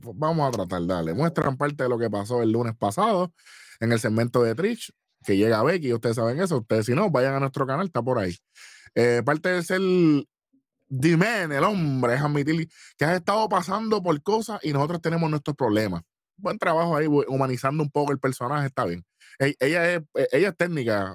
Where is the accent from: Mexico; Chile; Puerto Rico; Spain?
Puerto Rico; lo apreciamos como país y lo apreciamos como puertorriqueño